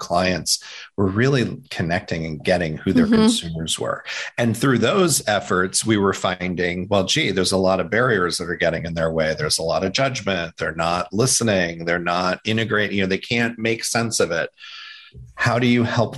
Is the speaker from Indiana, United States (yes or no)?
yes; Indiana, United States; when I was growing up in Indiana